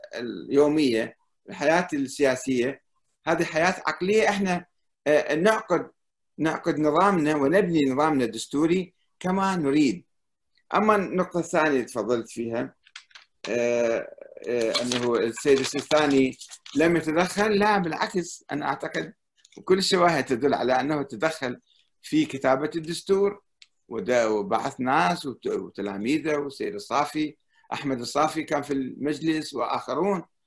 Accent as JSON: {"language": "Arabic", "country": "Iraq", "said": "انا كعراقي"}